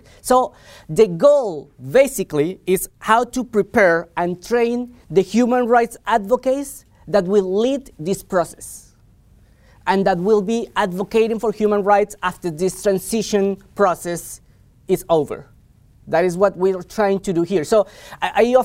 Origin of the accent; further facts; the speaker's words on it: Colombia; moved away as an adult; I'm from Colombia. I was educated in Colombia. I lived in Colombia for the better part of my life.